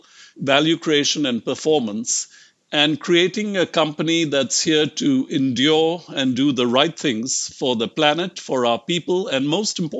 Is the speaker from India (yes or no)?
yes; India; moved away as an adult; also born or lived in United States; I grew up in India and actually left India when I was 25.